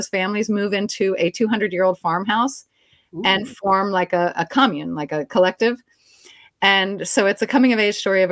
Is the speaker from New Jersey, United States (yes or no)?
no; Maryland, United States; moved away as an adult; also born or lived in Washington, D.C. / Japan / Alabama; now in New Orleans, United States; raised in a Louisiana household in Maryland.